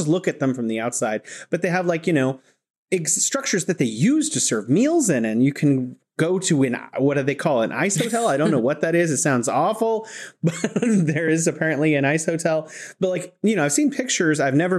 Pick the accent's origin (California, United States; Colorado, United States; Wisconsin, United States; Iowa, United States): California, United States; now in Wuhan, China; I'm originally from California, but I'm living here in beautiful Wuhan, China.